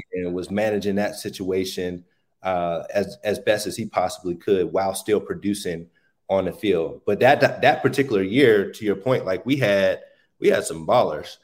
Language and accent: English; Pittsburgh, Pennsylvania, United States; being born in Pittsburgh or living in Pittsburgh